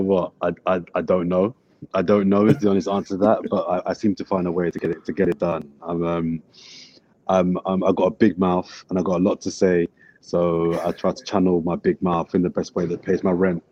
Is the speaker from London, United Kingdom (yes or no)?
yes; London, United Kingdom; also born or lived in Brixton; I'm from Brixton, but I grew up in West Dulwich.